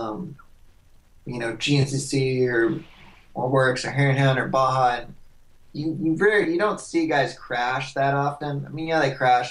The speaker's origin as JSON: {"language": "English", "town": "Hood River", "region": "Oregon", "country": "United States", "moved": "as an adult", "lives_now": "Santa Barbara, United States", "said": "I'm from Hood River, Oregon"}